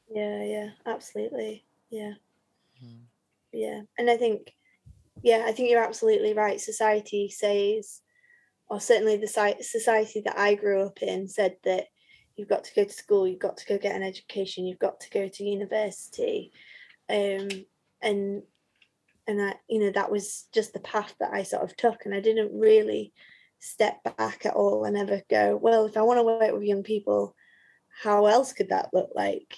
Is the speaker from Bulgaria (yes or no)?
no; Leeds, Yorkshire and the Humber, United Kingdom; also born or lived in Nottingham; I grew up in Leeds, but all of a sudden had nowhere to live in Leeds because my parents were in Skipton